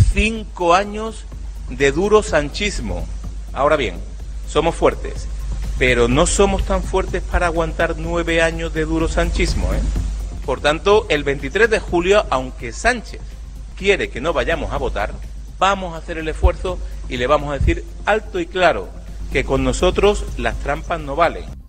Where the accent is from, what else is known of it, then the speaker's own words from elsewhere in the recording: Spain; tan fuerte somos los españoles y España